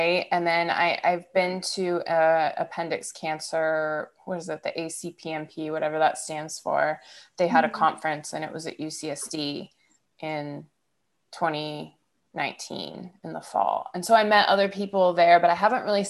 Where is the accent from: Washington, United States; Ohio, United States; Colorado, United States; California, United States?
Ohio, United States; Niles; I grew up in Niles, Ohio